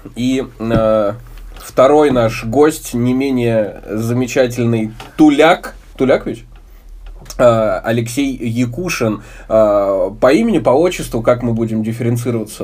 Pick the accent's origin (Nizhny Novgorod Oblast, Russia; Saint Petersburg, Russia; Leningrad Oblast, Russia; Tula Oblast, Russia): Tula Oblast, Russia; Tula; moved away as an adult; also born or lived in Moscow; перебравшийся обратно в родные края, к родным пенатам в город Тулу